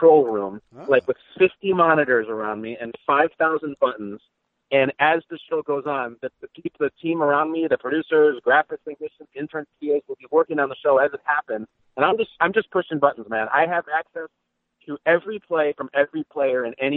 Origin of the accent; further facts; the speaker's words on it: Chicago, Illinois, United States; moved away; also born or lived in Los Angeles / New York; I grew up in Chicago